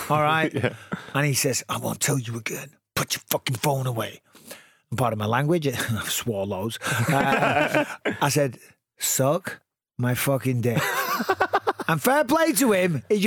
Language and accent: English; Clitheroe, North West England, United Kingdom; Growing up in Clitheroe